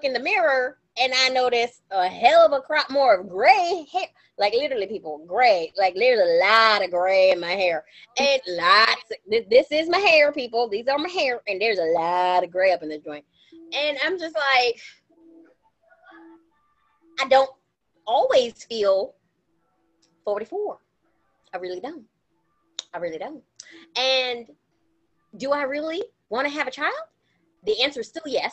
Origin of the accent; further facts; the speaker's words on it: United States; I know I'm an American. I'm reminded every time I leave this country that I'm an American